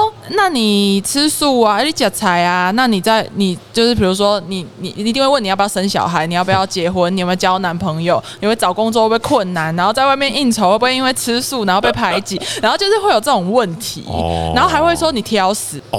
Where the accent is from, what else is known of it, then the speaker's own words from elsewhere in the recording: Kaohsiung, Taiwan; 对，我是高雄人。